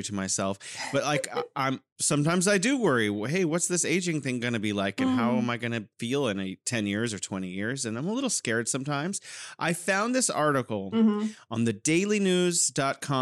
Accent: California, United States; now in Wuhan, China; I'm originally from California, but now living in beautiful Wuhan, China

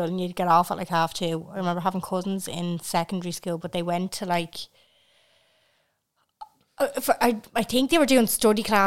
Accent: Belfast, Northern Ireland, United Kingdom; born or raised there

